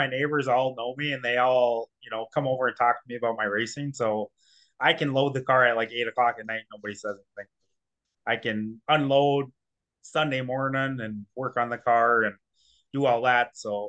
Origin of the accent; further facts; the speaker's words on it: St. Cloud, Minnesota, United States; St. Cloud.